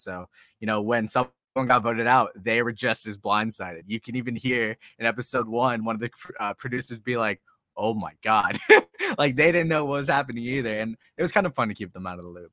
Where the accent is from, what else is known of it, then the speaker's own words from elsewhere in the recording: Boston, Massachusetts, United States; now in San Diego, United States; I'm from Boston. I grew up in Boston